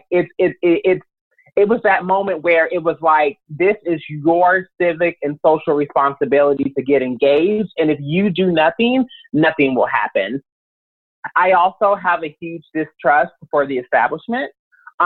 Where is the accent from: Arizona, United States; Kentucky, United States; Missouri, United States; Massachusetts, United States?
Kentucky, United States; Louisville; moved away as an adult; now in Los Angeles, United States; I'm originally from Louisville, Kentucky. I came out to Los Angeles in 2004